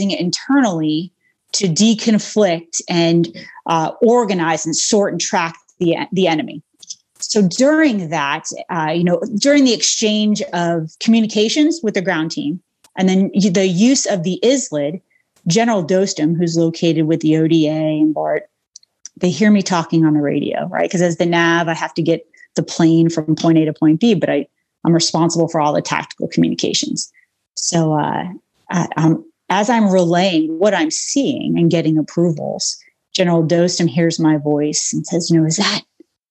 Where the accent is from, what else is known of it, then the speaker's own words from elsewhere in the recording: Long Island, New York, United States; moved away; I grew up on Long Island, New York